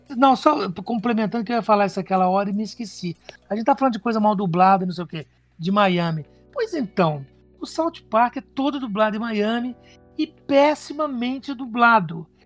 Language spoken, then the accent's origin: Portuguese; Minas Gerais, Brazil; moved away as an adult; now in São Paulo, Brazil; Eu vim pra cá com 18 anos.